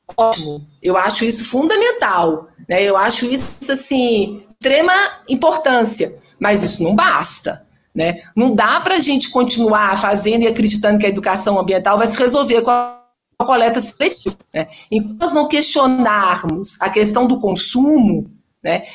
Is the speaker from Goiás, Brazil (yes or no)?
no; Minas Gerais, Brazil; moved away as an adult; also born or lived in Alagoas; now in Maceió, Brazil; Eu sou mineira, né? hoje eu já me considero uma mineira lagoana